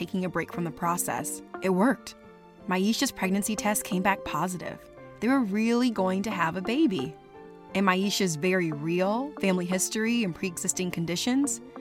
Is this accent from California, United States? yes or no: yes; California, United States; my home state, California